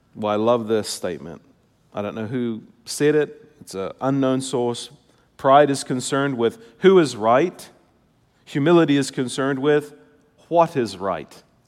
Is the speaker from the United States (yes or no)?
no; New Zealand; moved away; I come from Kiwi culture